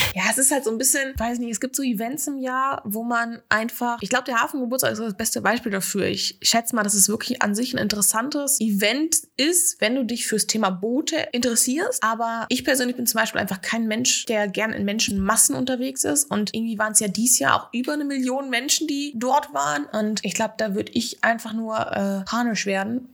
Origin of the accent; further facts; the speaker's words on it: Ostwestfalen-Lippe, North Rhine-Westphalia, Germany; moved away as an adult; now in Hamburg, Germany; kam ja ursprünglich aus der Ecke Ostwestfalen-Lippe